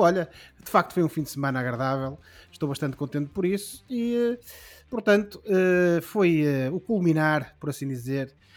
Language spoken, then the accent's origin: Portuguese; Ribeira do Neiva, Norte, Portugal; na minha terra. O clube eh, de onde eu sou eh, originário, o Grupo Esportivo Recreativo da Ribeira de Neiva